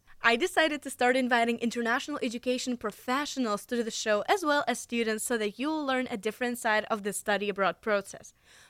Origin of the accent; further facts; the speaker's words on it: Moscow, Russia; now in United States; I'm now a junior at Washington Lee University in the United States. Originally, I'm from Moscow, Russia